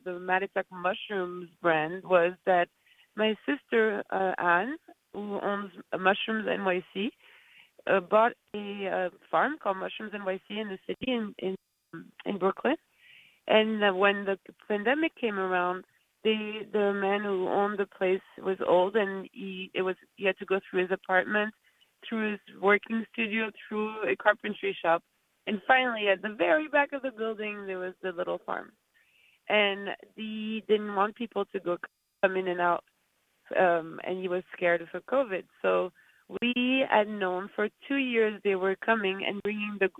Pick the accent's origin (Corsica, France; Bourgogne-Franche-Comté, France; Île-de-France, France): Corsica, France; moved away; We grew up in Corsica, and my dad had a farm-to-table and restaurant